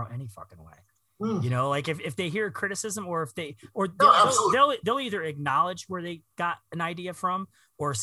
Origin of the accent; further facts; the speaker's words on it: Akron, Ohio, United States; from Akron. You know, we have our own music history here.